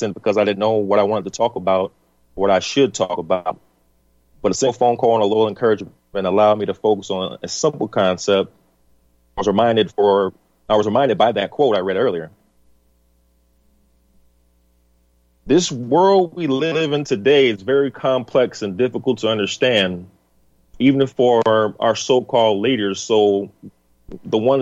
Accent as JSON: {"language": "English", "country": "United States", "said": "I'm an American, your brother, your neighbor, a father, a patriot"}